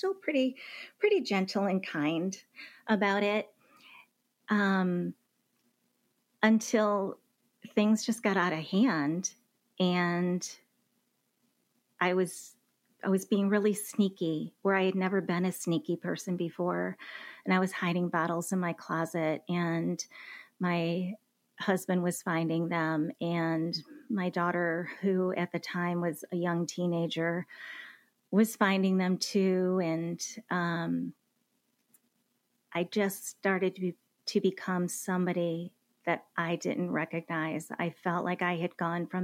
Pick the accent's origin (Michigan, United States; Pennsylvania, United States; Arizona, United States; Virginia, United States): Michigan, United States; moved away as an adult; now in Dallas, United States; I was born and raised in Michigan